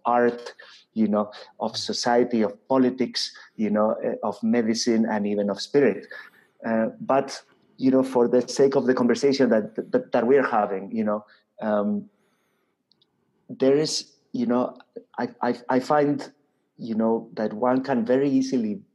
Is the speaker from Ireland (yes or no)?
no; Spain; I come from Spain.